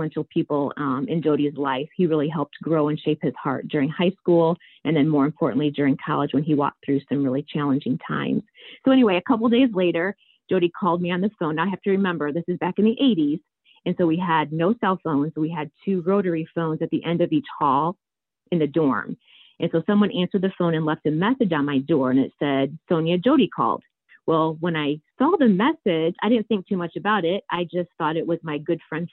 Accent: Niles, Michigan, United States; I grew up in Niles, Michigan, and I grew up in a coach's home

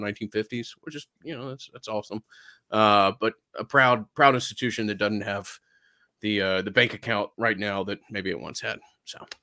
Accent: Atlanta, Georgia, United States; growing up in Atlanta

